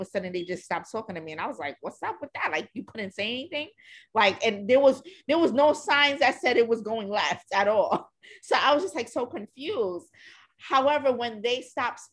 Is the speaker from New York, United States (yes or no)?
yes; New York, United States; growing up in New York.